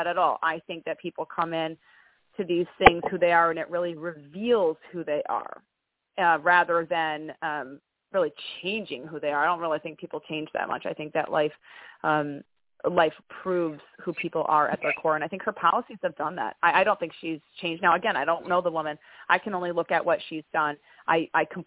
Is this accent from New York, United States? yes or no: yes; Greenville, New York, United States; now in Albany, United States; I was raised in a little town called Greenville, and that's where I graduated high school.